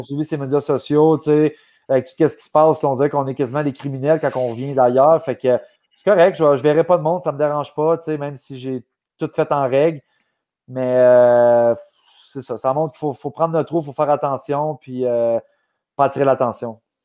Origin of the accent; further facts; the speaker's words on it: Gatineau, Quebec, Canada; moved away as an adult; quand je, suis revenu ici, moi, à Gatineau, j'avais vendu ma, maison que j'avais à Québec